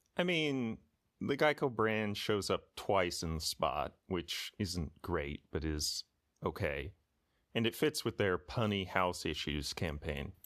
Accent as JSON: {"language": "English", "region": "Texas", "country": "United States", "tie": "born or raised there", "said": "I grew up in Texas."}